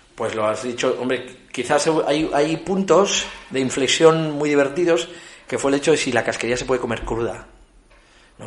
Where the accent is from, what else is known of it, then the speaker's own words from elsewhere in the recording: Ezcaray, La Rioja, Spain; forma parte del ADN como riojanos